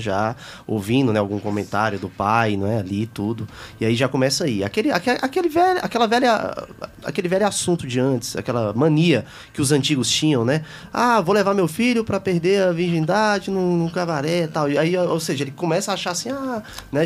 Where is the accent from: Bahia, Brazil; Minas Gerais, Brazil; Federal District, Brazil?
Federal District, Brazil; Taguatinga; Eu também nasci em Taguatinga